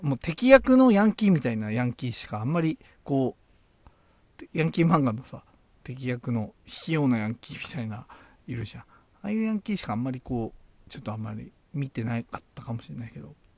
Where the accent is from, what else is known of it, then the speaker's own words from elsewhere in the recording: Tochigi, Japan; 僕も栃木出身